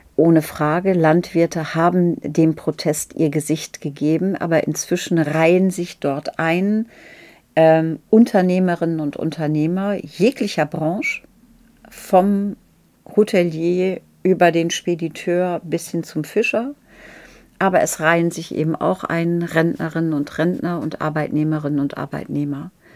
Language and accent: German; Lower Saxony, Germany; auch noch geschützte Minderheit, nämlich Friesin.